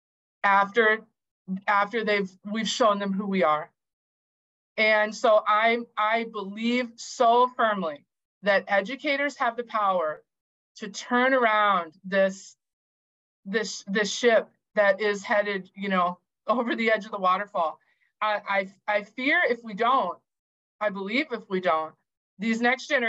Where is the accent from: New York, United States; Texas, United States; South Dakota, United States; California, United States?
South Dakota, United States; Howard; I'm from Howard, South Dakota. I graduated from Howard, South Dakota in 1990.